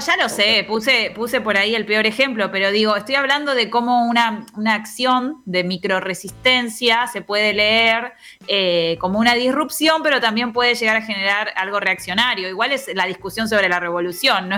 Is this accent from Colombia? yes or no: no; Argentina; somos todos argentinos